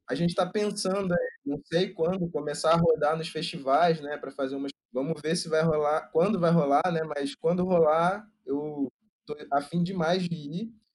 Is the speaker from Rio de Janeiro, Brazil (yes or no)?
yes; Rio de Janeiro, Brazil; Eu sou do Rio